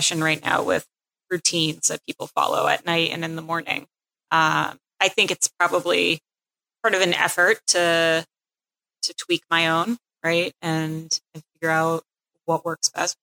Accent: Cape Cod, Massachusetts, United States; moved away as an adult; also born or lived in Pennsylvania; I grew up on Cape Cod

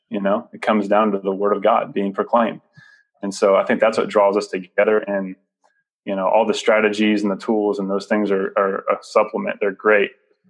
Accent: Dallas, Texas, United States; Growing up in Dallas, I didn't know Jesus.

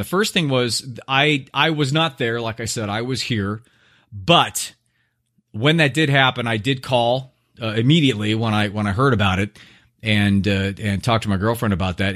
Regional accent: Orange County, Southern California, United States; now in Scottsdale, United States; I grew up in Southern California.

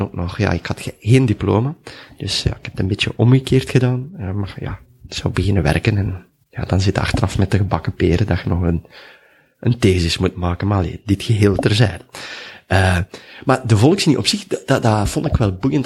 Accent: Duffel, Flanders, Belgium; ik ben in Duffel geboren, dus tegen Mechelen.

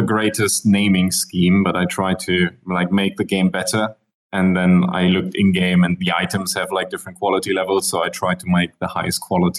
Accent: Germany; moved away; I'm originally from Germany, but I spent most of my life somewhere else.

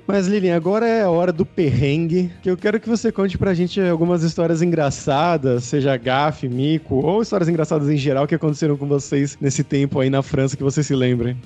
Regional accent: Brazil; eu, brasileiro

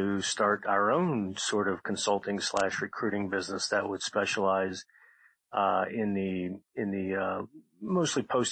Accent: Montgomery County, Maryland, United States; I grew up in Montgomery County, Maryland, in a nice neighborhood there

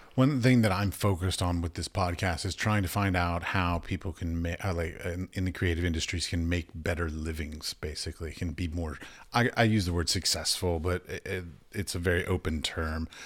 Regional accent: United States; I'm from America

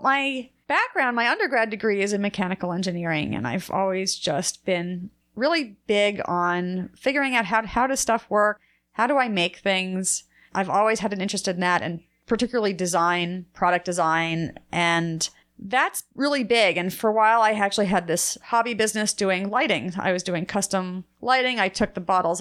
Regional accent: New Jersey, United States; moved away; I'm from New Jersey, Jewish. I ate a lot of bagels growing up

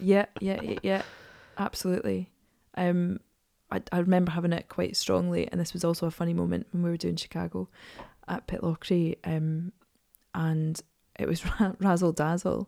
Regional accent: Edinburgh, Scotland, United Kingdom; I'm from Edinburgh.

